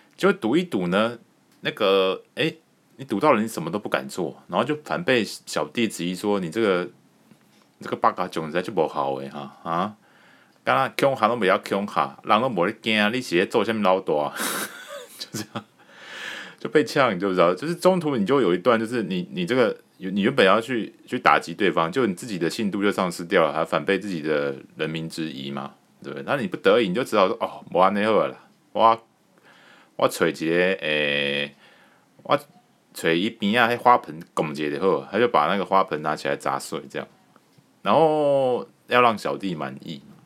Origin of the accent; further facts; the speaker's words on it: Taiwan; 我们台湾人